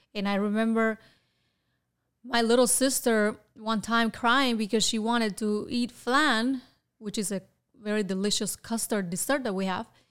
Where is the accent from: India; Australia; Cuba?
Cuba; Havana; moved away as an adult; now in Florida, United States; I was born in Havana, Cuba in nineteen seventy-eight